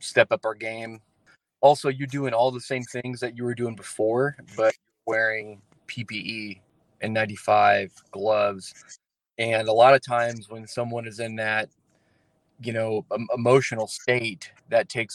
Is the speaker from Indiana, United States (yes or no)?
yes; Morgantown, Indiana, United States; I am from Morgantown, Indiana. I grew up in the Brown County area.